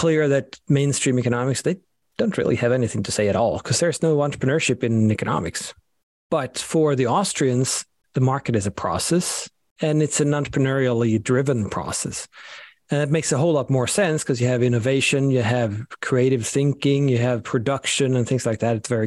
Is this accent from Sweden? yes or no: yes; Sweden; moved away; I'm from Sweden, so both of my names, unfortunately, are very Scandinavian